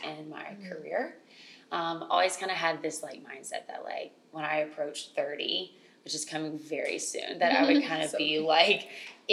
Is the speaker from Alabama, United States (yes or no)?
yes; Alabama, United States; moved away as an adult; now in New York, United States; I'm originally from Alabama. I've been in New York 5 years now.